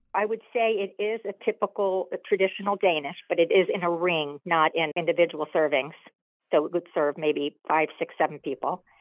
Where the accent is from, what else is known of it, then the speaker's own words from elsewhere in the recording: South Florida, United States; also born or lived in Boston; I live in South Florida